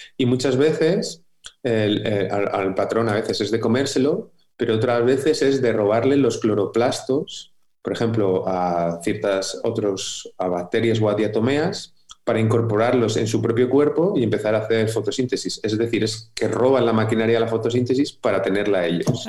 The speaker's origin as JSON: {"language": "Spanish", "town": "Madrid", "region": "Community of Madrid", "country": "Spain", "tie": "born or raised there", "said": "yo nací en Madrid"}